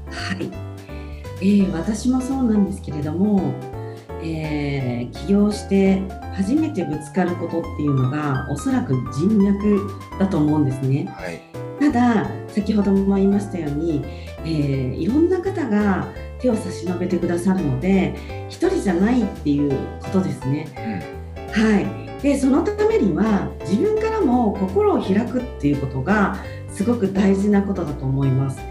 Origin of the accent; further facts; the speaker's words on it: Kochi, Japan; moved away as an adult; now in Tokyo, Japan; 私高知出身